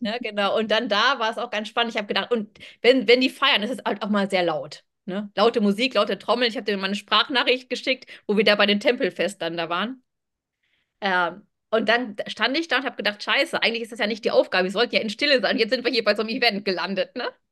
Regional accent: Germany; von Germany

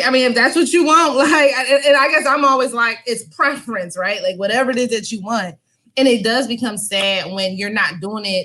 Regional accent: Philadelphia, Pennsylvania, United States; now in Southern United States; I'm from Philadelphia originally

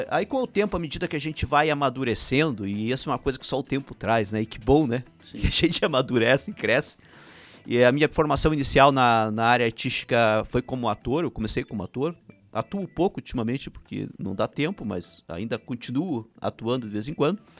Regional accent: Prudentópolis, Paraná, Brazil; born there; first language Ukrainian; Portuguese is a second language; E eu uh, nasci em Prudentópolis, que é a nossa pequena Ucrânia né, brasileira. Até os 8 anos de idade não falava português, só ucraniano, sou o primeiro filho de 11

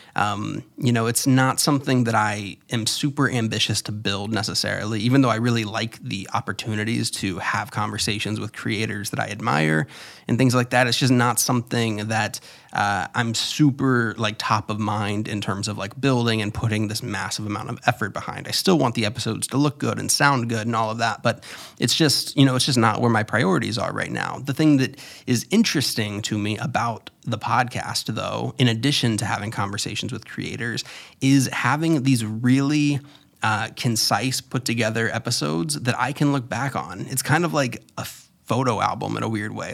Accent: Florida, United States; moved away; also born or lived in New York City; I was born in Florida and raised there and then lived in New York.

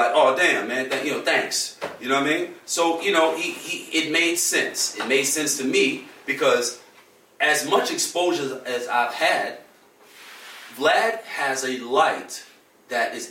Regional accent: New York City, New York, United States; I'm from Harlem. When I say I'm from Harlem, I mean I'm from the place

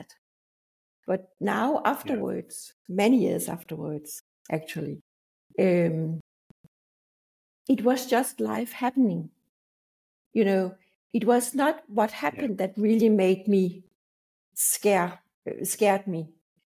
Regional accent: Denmark; I'm from Denmark

